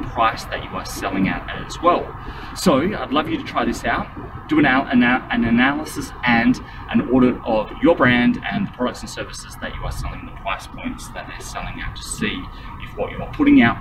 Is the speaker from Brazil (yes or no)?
no; Australia; We're in Australia.